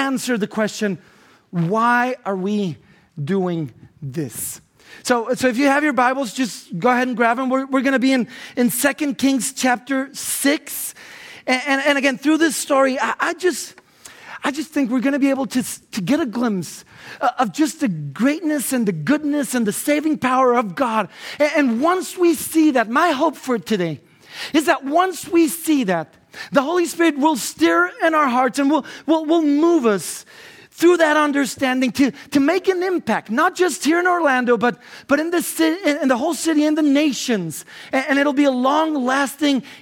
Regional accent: Guatemala; English is a second language; I'm from Guatemala, so English is not my main language

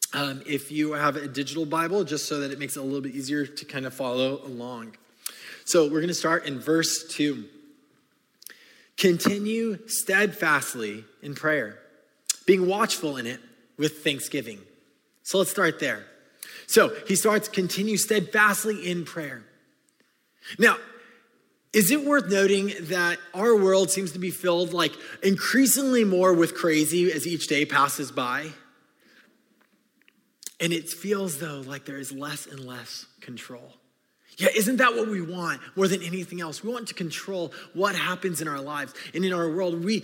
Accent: California, United States; I grew up in California

